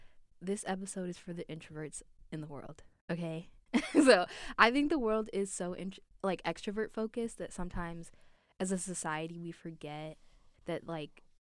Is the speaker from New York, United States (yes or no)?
no; Chicago, Illinois, United States; And I grew up in Chicago, in the Chicagoland area, so it's I'm used to it being cold.